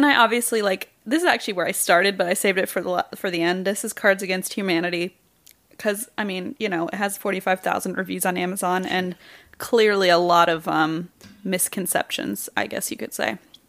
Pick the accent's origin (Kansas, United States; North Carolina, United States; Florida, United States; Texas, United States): Kansas, United States; Wichita; I know comedy. I am from Wichita, so don't even fucking quit.